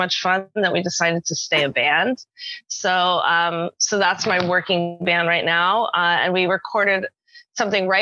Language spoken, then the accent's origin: English; New York City, New York, United States; moved away as an adult; now in Seattle, United States; I'm originally from New York City, grew up in New York City, and I still consider myself a New Yorker